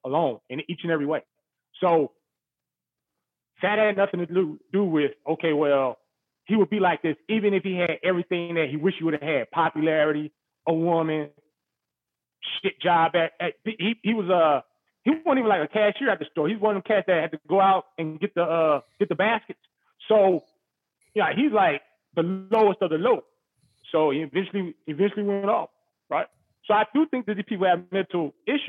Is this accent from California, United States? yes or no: yes; Los Angeles, California, United States; also born or lived in Compton / Lynwood / North Long Beach; when I was growing up in Los Angeles